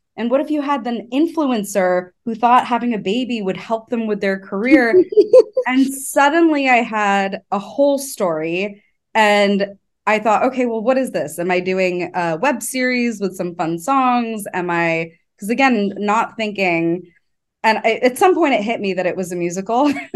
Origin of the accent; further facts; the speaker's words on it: Los Angeles, California, United States; I grew up around creatives. I'm from Los Angeles